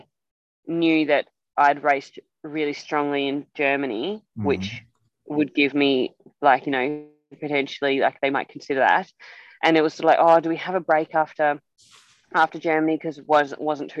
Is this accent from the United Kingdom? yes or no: no; Australia; moved away as an adult; as an Australian